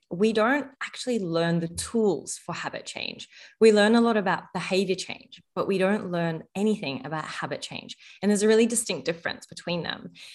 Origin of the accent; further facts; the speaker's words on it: Egypt; moved away; I was born in Egypt, and in our culture, food and gathering around food is like a real cultural love language